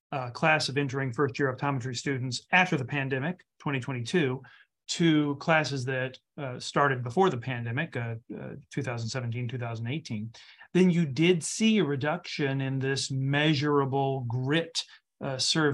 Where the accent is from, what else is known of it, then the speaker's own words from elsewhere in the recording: Memphis, Tennessee, United States; moved away as an adult; now in Michigan, United States; I'm born and raised in Memphis, Tennessee